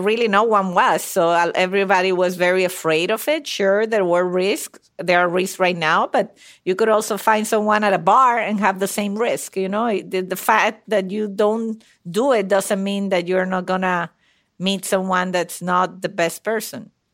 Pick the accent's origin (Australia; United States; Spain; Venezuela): Venezuela; moved away; I'm from Venezuela, but my parents are Italian. So I'm a little bit of a mix. B, Italian by blood, Venezuelan by birth.